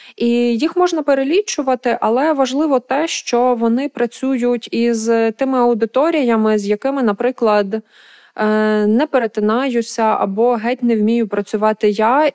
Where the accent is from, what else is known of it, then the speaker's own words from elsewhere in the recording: Lviv, Lviv Oblast, Ukraine; мого рідного міста Львова, де я виросла